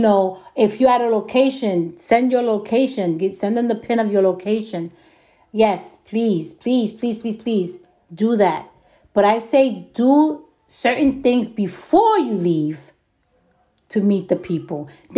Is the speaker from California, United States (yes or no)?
no; New York, United States; I'm from New York, and New Yorkers have a way of thinking that sometimes maybe we do overthink